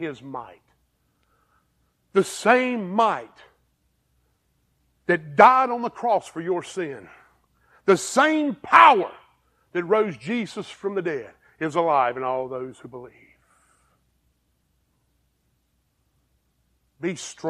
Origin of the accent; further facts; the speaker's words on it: Greer, South Carolina, United States; also born or lived in Pennsylvania / Campbell; I went to Greer High School. I was on the 5-year plan. I'm from Greer, live in Campbell, lived in Pennsylvania